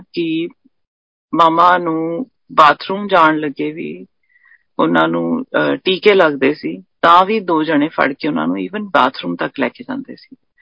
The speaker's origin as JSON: {"language": "Punjabi", "town": "Patiala", "region": "Punjab", "country": "India", "said": "ਅਸੀਂ ਪਟਿਆਲੇ ਦੇ ਰਹਿਣ ਵਾਲੇ ਆ"}